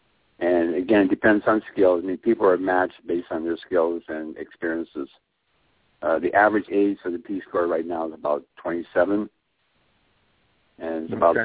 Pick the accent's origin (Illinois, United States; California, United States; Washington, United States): Washington, United States; Seattle; moved away; I grew up in Seattle.